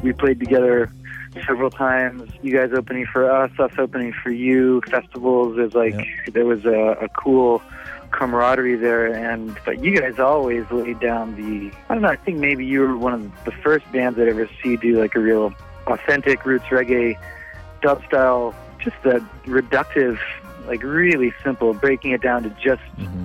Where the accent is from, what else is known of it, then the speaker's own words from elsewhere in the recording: United States; moved away as an adult; now in Montreal, Canada; being American